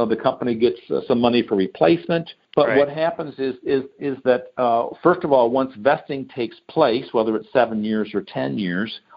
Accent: Detroit, Michigan, United States; I'm from Detroit

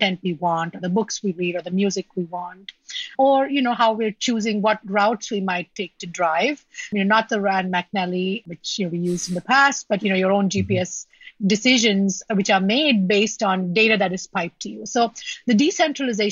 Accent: India; moved away; I grew up in India

